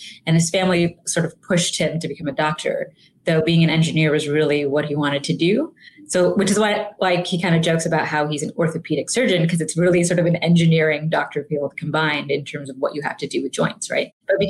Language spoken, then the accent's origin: English; England, United Kingdom; now in Houston, United States; Yeah. So I was born and raised in England. My parents were born and raised in India, and they moved to England shortly after they got married.